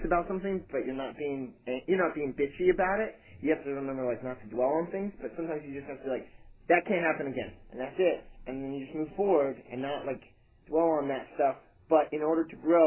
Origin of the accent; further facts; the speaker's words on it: Phoenix, Arizona, United States; also born or lived in California; now in Nashville, United States; I'm from Phoenix, but I spent a lot of time on the coast